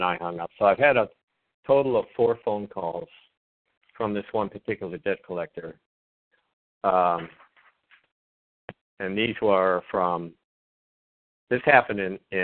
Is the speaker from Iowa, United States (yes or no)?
yes; Iowa, United States; also born or lived in Sioux City, Iowa; now in South Dakota, United States; I'm from Iowa, too